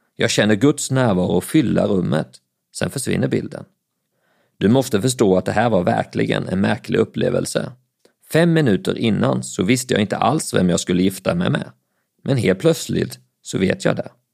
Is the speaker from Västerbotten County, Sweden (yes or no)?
no; Falköping, Västra Götaland, Sweden; accent: Scanian (as a child); moved away as an adult; also born or lived in Växjö / Älmhult / Bjärnum, Skåne / Lund; I Falköping blev jag kvar ända tills jag fyllde 22 år